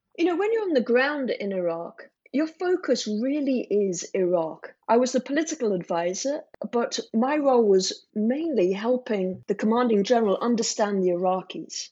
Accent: England, United Kingdom; from England

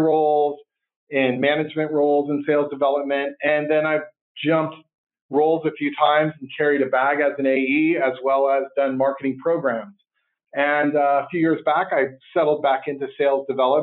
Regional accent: Santa Cruz, California, United States; also born or lived in Berkeley, California; I was born in Berkeley and raised in Santa Cruz

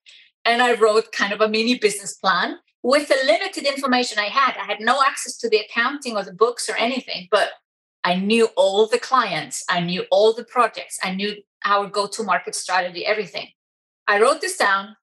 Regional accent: Iceland; moved away as an adult; also born or lived in Germany; I'm originally from Iceland

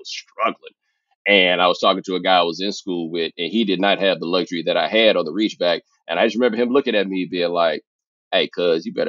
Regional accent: Houston, Texas, United States; I grew up in Houston

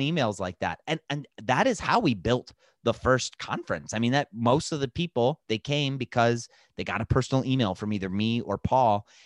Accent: Lakewood, Ohio, United States; my hometown of Lakewood, Ohio

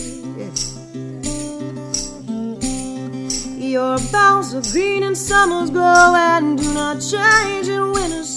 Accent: San Francisco, California, United States; also born or lived in Austria; I grew up in San Francisco primarily, but I did live there for part of the year when I was younger

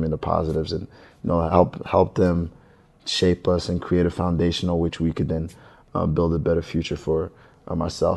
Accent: Belgium; I was born in Belgium

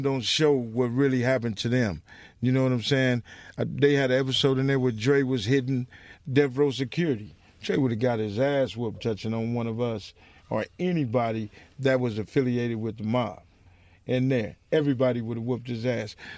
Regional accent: Compton, California, United States; I'm from Compton

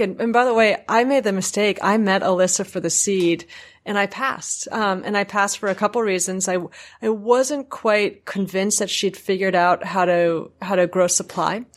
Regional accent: New York, United States; a New Yorker

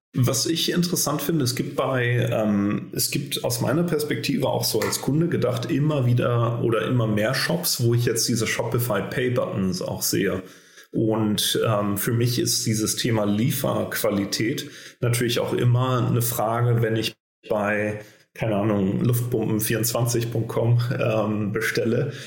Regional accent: Berlin, Germany; für uns als Deutsche oder gerade als Berliner

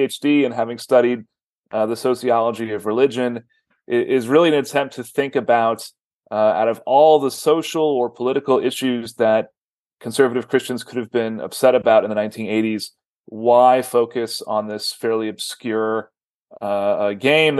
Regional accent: Texas, United States; I grew up here in Texas in the 1980s

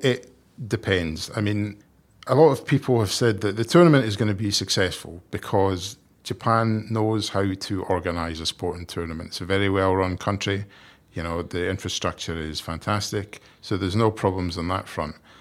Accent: Scotland, United Kingdom; Despite being Scottish

